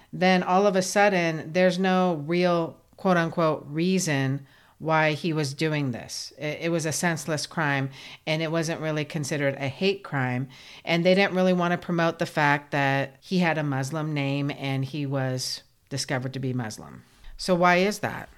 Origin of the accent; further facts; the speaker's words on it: United States; We, as the American public